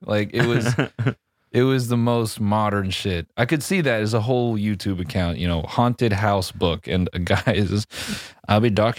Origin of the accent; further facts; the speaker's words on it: Tuscaloosa, Alabama, United States; I'm from Tuscaloosa, but you know, I saw the game was on earlier.